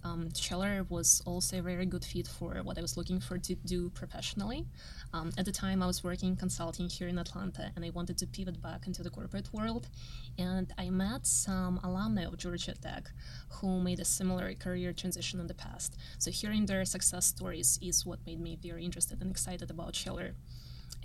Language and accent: English; Kazakhstan; moved away as an adult; now in United States; I was born and grew up in Kazakhstan. I moved to US 12 years ago.